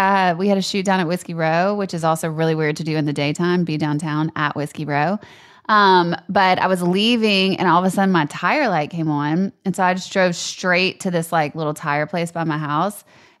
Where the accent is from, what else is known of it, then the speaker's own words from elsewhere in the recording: Louisiana, United States; moved away; I'm from Louisiana